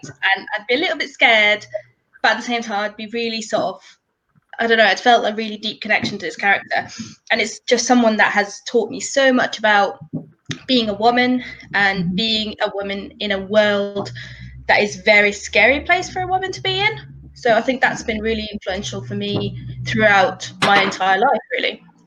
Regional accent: Finland; now in London, United Kingdom; I'm based in London, but I am actually from Finland originally

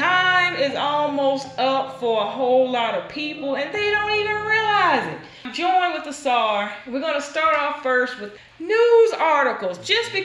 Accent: the Deep South, United States; we grew up in the South, deep South

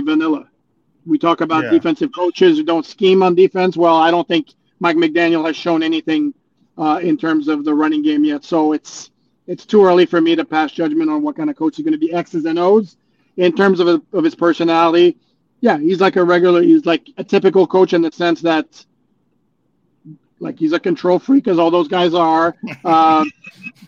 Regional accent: Montreal, Quebec, Canada; now in Florida, United States; born and raised in Montreal

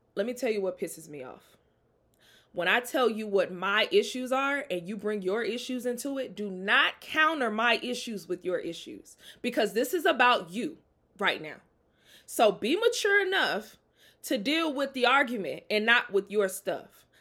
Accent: Jackson, Mississippi, United States; I'm from Jackson, Mississippi.

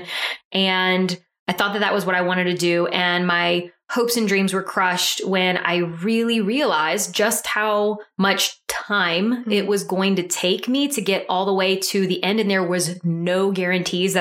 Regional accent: Deep South Louisiana, United States; also born or lived in Mississippi; I am from Deep South Louisiana, went to school at the University of Southern Mississippi.

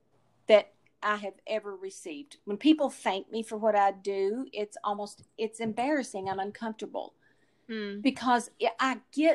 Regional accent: the South, United States; And I grew up in the South, and I've heard the stories of the lynching

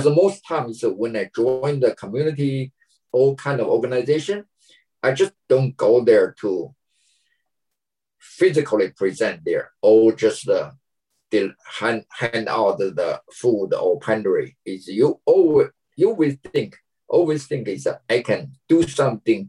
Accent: China; moved away as an adult; now in United States; my hometown China.

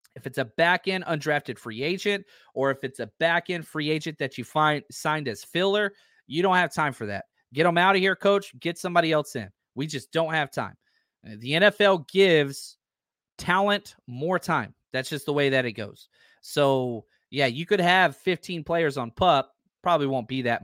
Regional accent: the South, United States; moved away; I'm from the South

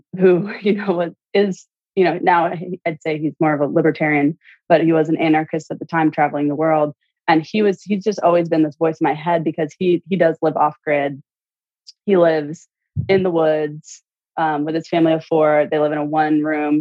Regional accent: central Illinois, United States; I grew up in Illinois, central Illinois

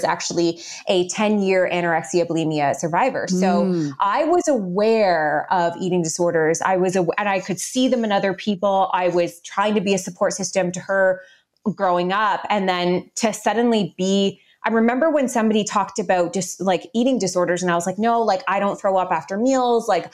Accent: Guelph, Ontario, Canada; we moved back home, back into my hometown of Guelph, Ontario, Canada

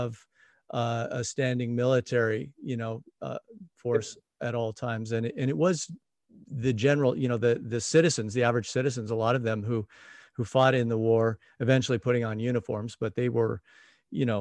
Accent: United States; being American

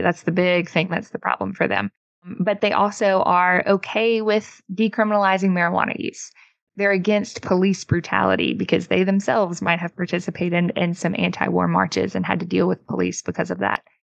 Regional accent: Mississippi, United States; my home state of Mississippi

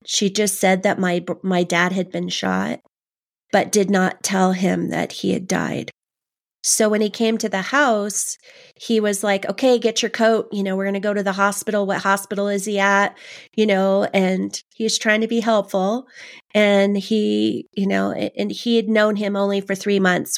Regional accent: Los Angeles, California, United States; I grew up in Canoga Park, um, Canoga Park, West Hills area

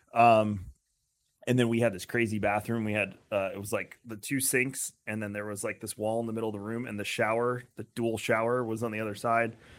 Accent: Long Island, New York, United States; now in Tampa, United States; I'm originally from Long Island

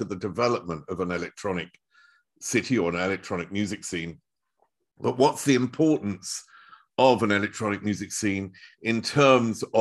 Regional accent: United Kingdom; now in Germany; former British person

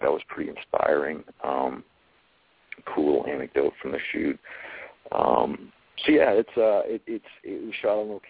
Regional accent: New Hampshire, United States; my home state of New Hampshire

